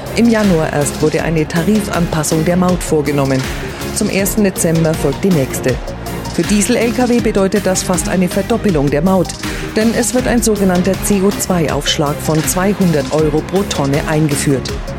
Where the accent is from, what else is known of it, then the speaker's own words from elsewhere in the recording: Thuringia, Germany; now in Switzerland; Ich lebe seit 24 Jahren in der Schweiz, bin gebürtig aus Thüringen